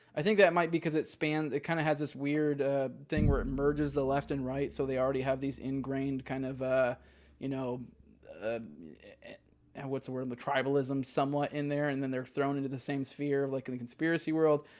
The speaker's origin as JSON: {"language": "English", "region": "Northeast", "country": "United States", "tie": "born or raised there", "said": "I grew up in the Northeast"}